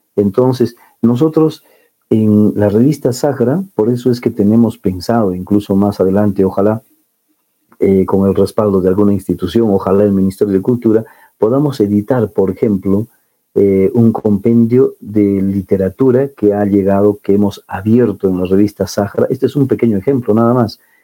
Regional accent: Cusco, Peru; nosotros como andinos, como cusqueños

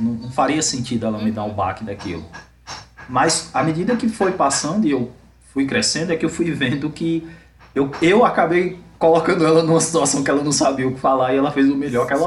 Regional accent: Salvador, Bahia, Brazil; Principalmente porque eu sou de Salvador, então é um lugar onde tem muitos negros, é uma cidade é, é, conhecida né, pela população negra e tal.

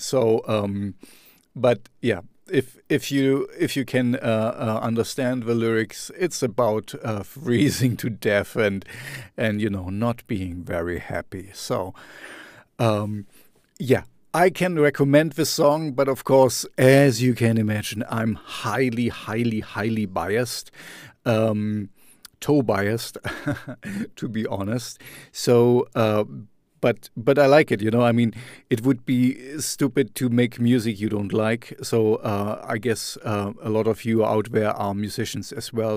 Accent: Germany; in my hometown

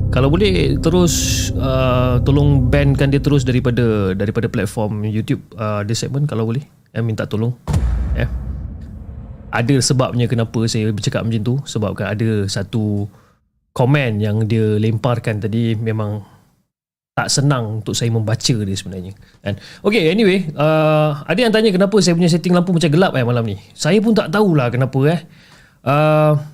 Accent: Ipoh, Perak, Malaysia; now in Kuala Lumpur, Malaysia; dan saya berasal daripada Ipoh, Perak.

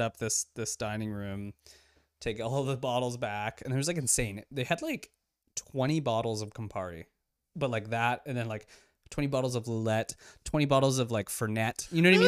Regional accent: Toronto, Ontario, Canada; we're both from Toronto.

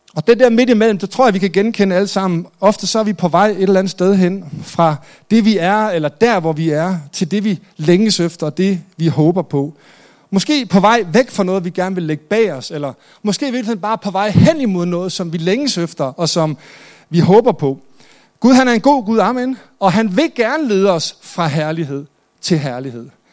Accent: Jutland, Denmark; Jeg er selv jyde

